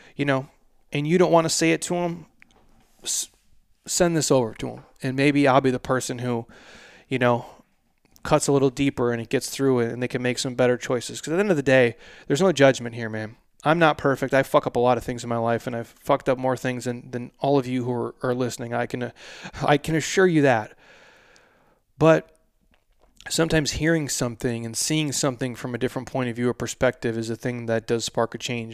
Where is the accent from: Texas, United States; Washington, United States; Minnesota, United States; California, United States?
Minnesota, United States; I'm from Minnesota